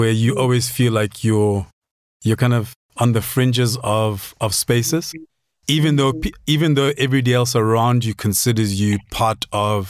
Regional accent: Maseru, Lesotho; now in South Africa; I learned Sesotho growing up in Lesotho

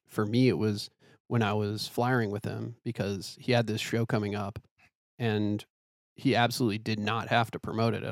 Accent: Ann Arbor, Michigan, United States; moved away as an adult; also born or lived in Pittsburgh; I grew up in Ann Arbor

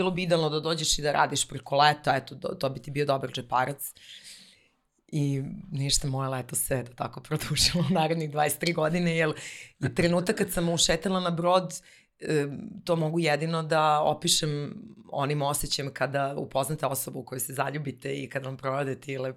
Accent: Bar, Montenegro; now in Belgrade, Serbia; baka živela u baru i ja sam svoje detinstvo provela u tom gradu i najlepše uspomene vezujem za, za taj grad. I e, moja porodica sa mamine strane dolazim iz jedne pomorske porodice

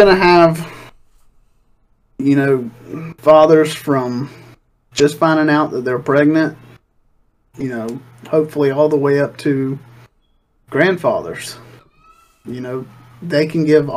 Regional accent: Myrtle Beach, South Carolina, United States; I was born in Myrtle Beach, South Carolina, raised in Myrtle Beach, South Carolina. Lived here all my life

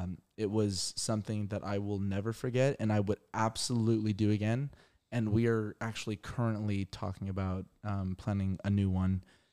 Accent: Irvine, California, United States; Yeah, we're from Irvine.

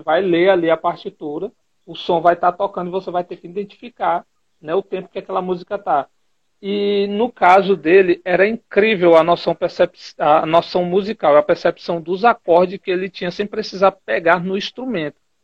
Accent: Teresina, Piauí, Brazil; moved away as an adult; now in Juazeiro do Norte, Brazil; eu sou natural de Teresina, mas ultimamente eu estou residindo em Juazeiro do Norte, Ceará

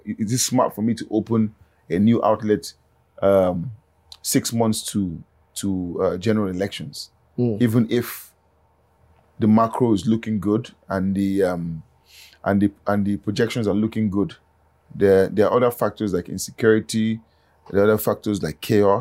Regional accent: Ondo, Nigeria; I'm from Ondo, right? I do a lot of things in Ondo that impact people

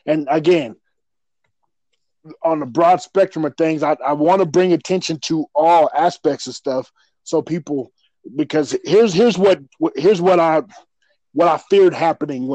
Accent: Colorado, United States; I was raised in Colorado

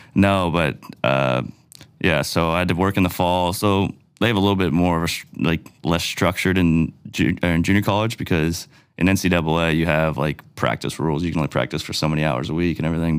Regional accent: Cole Harbour, Nova Scotia, Canada; I grew up in Cole Harbor

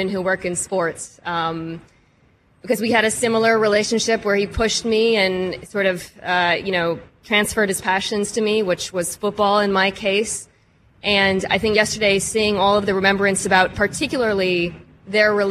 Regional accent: Seattle, Washington, United States; I grew up in Seattle

